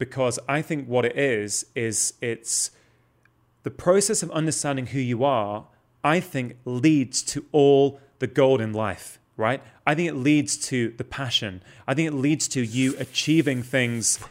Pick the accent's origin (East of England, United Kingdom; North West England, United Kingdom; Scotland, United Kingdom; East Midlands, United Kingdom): North West England, United Kingdom; Manchester; I grew up in South Manchester